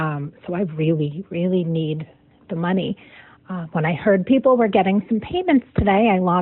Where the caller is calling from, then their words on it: Meriden, Connecticut, United States; I'm calling from Meriden, Connecticut.